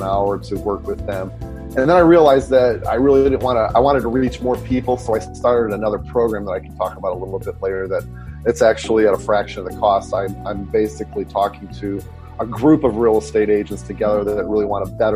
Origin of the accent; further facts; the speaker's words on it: Detroit, Michigan, United States; now in San Francisco, United States; born and raised in Detroit